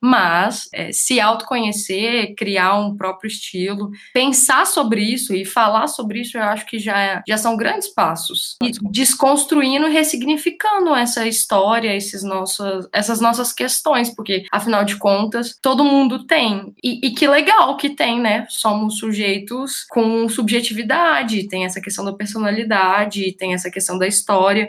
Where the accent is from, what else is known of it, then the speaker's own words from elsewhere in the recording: Divinópolis, Minas Gerais, Brazil; moved away; eu sou de Divinópolis, que é a capital mineira da moda